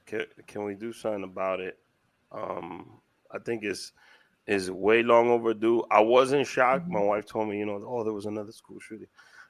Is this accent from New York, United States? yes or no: yes; New York City, New York, United States; I'm from Washington Heights